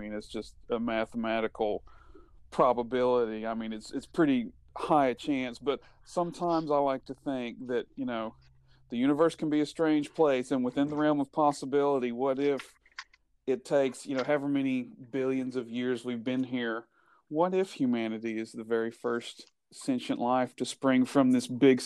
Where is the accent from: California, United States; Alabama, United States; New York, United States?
Alabama, United States; Leeds; growing up in the Leeds Moody area, there used to be the old Crybaby Bridge in Leeds